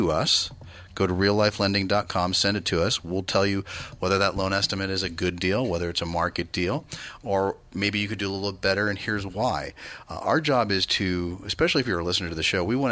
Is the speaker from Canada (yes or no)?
no; Bay Area, California, United States; I grew up in the Bay Area